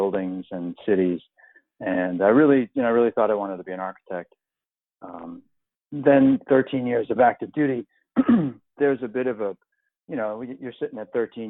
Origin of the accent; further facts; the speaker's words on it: Long Island, New York, United States; I grew up in New York on Long Island, right near the water